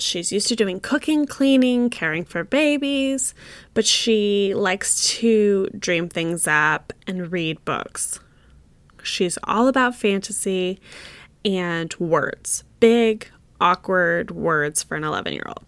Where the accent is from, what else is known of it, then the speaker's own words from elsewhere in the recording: United States; as an American woman.